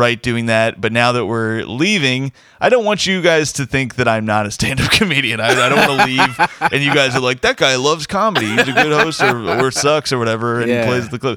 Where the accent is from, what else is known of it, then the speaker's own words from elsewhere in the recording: Indiana, United States; he's a fellow Indiana man. So two Indiana comics